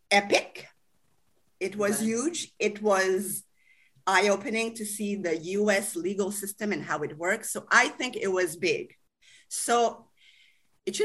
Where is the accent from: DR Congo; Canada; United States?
Canada; As a Canadian